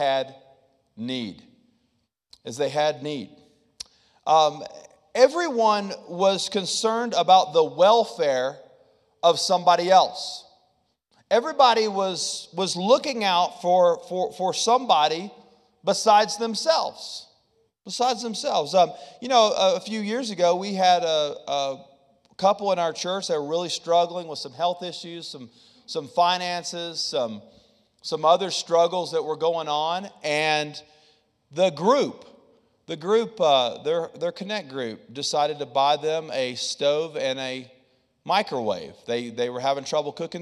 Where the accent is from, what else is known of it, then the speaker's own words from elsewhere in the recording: the South, United States; I'm from the South